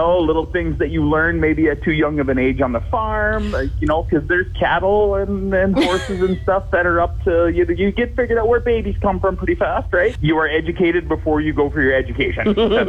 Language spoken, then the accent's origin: English; Saskatchewan, Canada; growing up in Saskatchewan